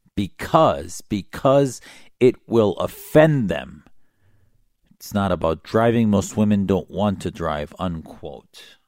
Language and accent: English; United States; I'm an American Muslim, a patriot